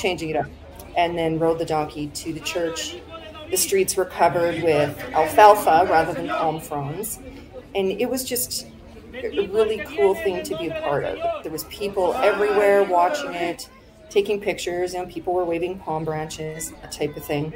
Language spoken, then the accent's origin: English; Saskatchewan, Canada; moved away as an adult; now in Ajijic, Mexico; where I grew up in Saskatchewan